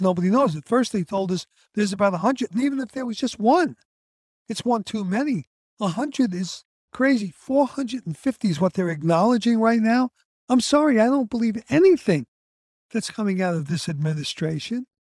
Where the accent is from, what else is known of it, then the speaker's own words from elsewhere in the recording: New York City, New York, United States; Growing up in the fifties in Brooklyn, New York, in Coney Island